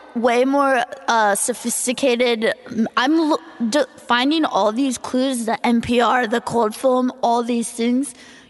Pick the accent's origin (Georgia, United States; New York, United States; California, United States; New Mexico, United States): California, United States; Orange County; moved away as an adult; now in Los Angeles, United States; Yeah, but I grew up in Orange County, which is the most culturally barren place on the earth.